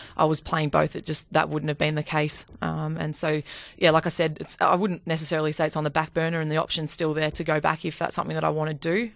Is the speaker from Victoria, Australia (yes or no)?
yes; Bendigo, Victoria, Australia; I'm from Bendigo